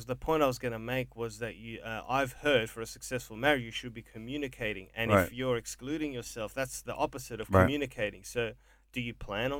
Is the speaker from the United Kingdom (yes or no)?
no; Brunswick, Victoria, Australia; You know, I grew up in Brunswick.